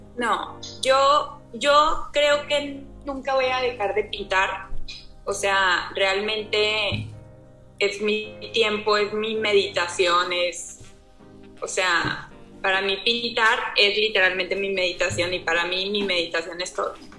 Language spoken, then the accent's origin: Spanish; Torreón, Coahuila, Mexico; soy de Torreón, Coahuila.